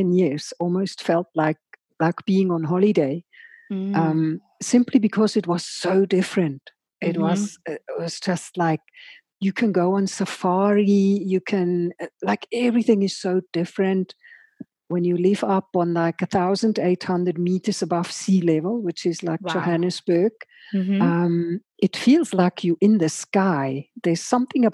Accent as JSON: {"language": "English", "country": "Switzerland", "tie": "born or raised there", "moved": "as an adult", "lives_now": "South Africa", "said": "I grew up in Switzerland in a tiny little idyllic Swiss farming community"}